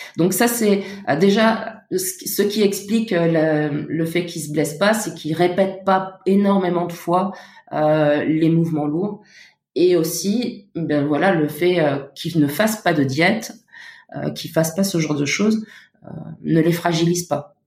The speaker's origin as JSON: {"language": "French", "country": "Luxembourg", "moved": "as an adult", "lives_now": "Paris, France", "said": "je viens du Luxembourg et je suis arrivée à Paris il y a il sept ans"}